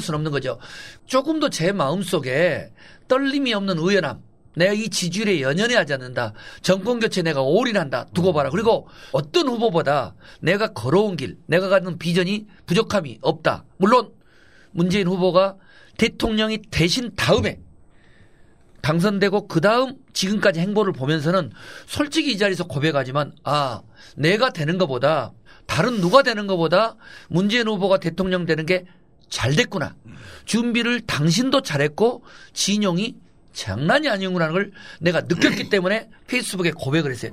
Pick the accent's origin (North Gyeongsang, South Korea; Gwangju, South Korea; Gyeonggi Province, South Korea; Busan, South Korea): Gwangju, South Korea; moved away; 제가 광주 출신이고